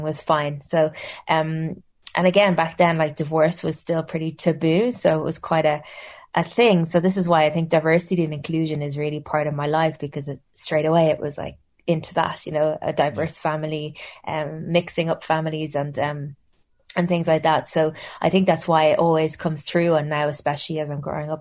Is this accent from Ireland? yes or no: yes; Wicklow, Leinster, Ireland; also born or lived in Stillorgan, Dublin; I grew up in Wicklow, actually, just south of Dublin.